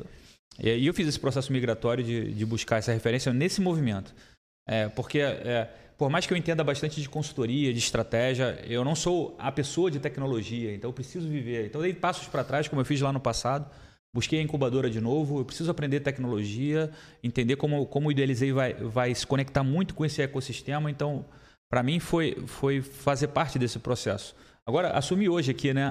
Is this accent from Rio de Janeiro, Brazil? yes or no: yes; Rio de Janeiro, Brazil; now in Blumenau, Brazil; eu sou do Rio de Janeiro